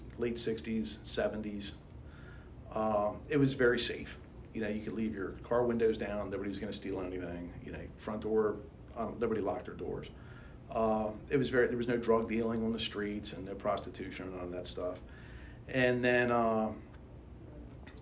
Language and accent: English; Baltimore, Maryland, United States; accent: Baltimore; my Baltimore accent